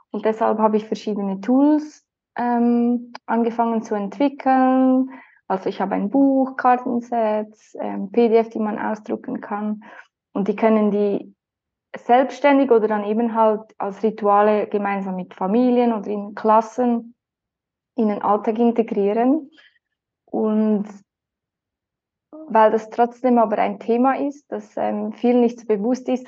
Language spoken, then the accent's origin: German; Lucerne, Switzerland; Ich komme aus der Schweiz, in der Umgebung von Luzern